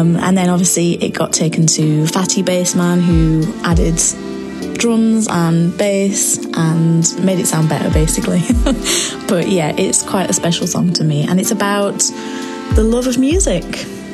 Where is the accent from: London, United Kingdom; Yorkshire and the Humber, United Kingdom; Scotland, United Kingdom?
Yorkshire and the Humber, United Kingdom; Huddersfield; I'm a singer from Huddersfield, West Yorkshire.